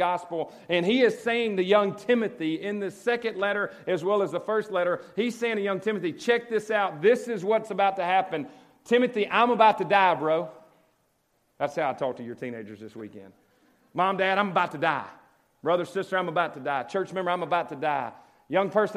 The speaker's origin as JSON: {"language": "English", "town": "Cleveland", "region": "Mississippi", "country": "United States", "tie": "born or raised there", "lives_now": "Oxford, United States", "said": "I grew up in Cleveland. I'm a Delta boy"}